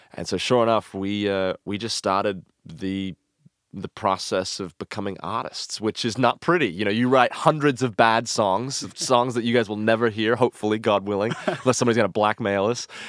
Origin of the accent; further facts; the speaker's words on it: Franklin, Tennessee, United States; I grew up in Franklin and the Nashville, Tennessee area